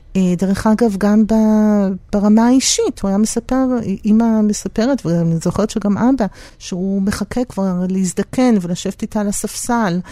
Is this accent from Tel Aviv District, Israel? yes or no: yes; Tel Aviv, Tel Aviv District, Israel; גרנו בדיזנגוף, אה, הם גרו בדיזנגוף, אחרי זה גם mm. אני נולדתי וגדלתי שם